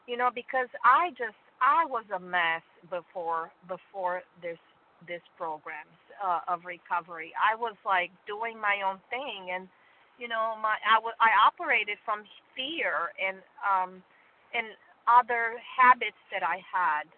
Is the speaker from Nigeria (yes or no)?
no; Romania; now in Greenville, United States; I'm originally from Romania